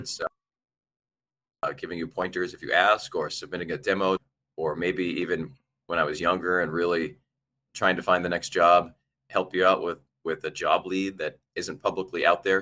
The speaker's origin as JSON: {"language": "English", "region": "East Coast", "country": "United States", "tie": "born or raised there", "said": "I grew up on the East Coast"}